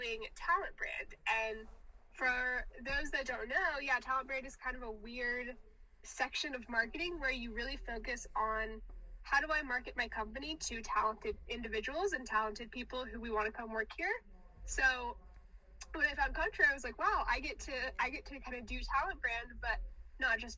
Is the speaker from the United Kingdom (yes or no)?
no; the South, United States; I'm from the South